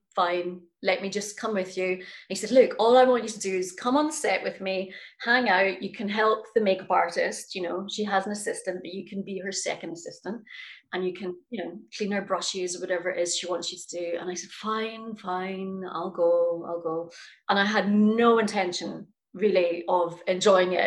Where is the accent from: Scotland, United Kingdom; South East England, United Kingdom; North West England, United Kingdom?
Scotland, United Kingdom; also born or lived in New York; I've been performing since I was very young, growing up in Scotland